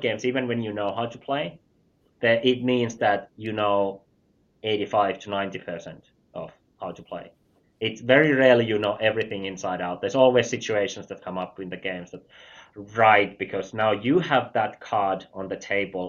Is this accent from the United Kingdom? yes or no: no; Finland; I'm from Finland